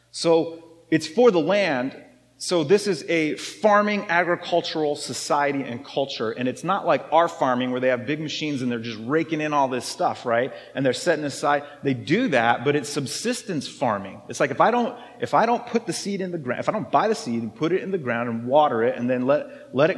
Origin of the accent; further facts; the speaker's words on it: United States; I'm American